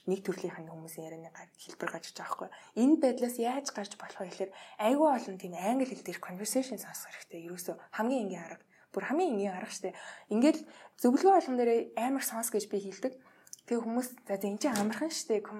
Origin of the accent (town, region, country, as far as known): Mongolia